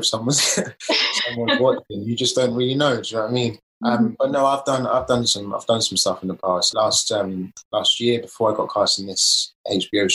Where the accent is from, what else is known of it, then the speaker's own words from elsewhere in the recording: London, United Kingdom; I'm an actor from East London